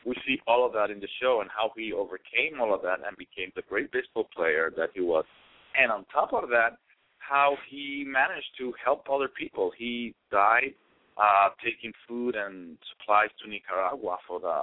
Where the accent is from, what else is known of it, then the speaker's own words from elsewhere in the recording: Puerto Rico; English is a second language; moved away as an adult; now in United States; I was born and raised in PR as well